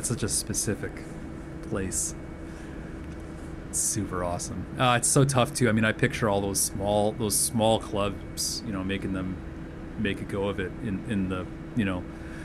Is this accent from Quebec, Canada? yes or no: no; Toronto, Ontario, Canada; moved away as an adult; now in Hamilton, Canada; I still really love my hometown